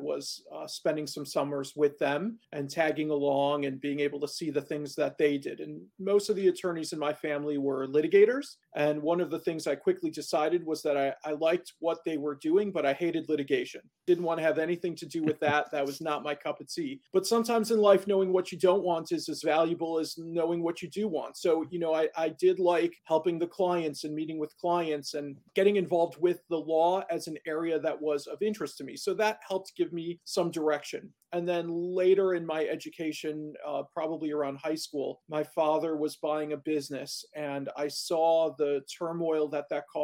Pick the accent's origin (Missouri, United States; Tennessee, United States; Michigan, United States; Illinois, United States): Illinois, United States; Chicago; moved away as an adult; now in Milwaukee, United States; I grew up in Chicago, so relatively close to home, but not at home